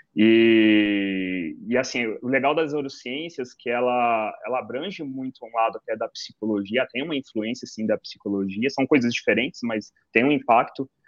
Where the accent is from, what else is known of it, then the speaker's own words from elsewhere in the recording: Ribeirão Preto, São Paulo, Brazil; eu sou de Ribeirão Preto, no interior de São Paulo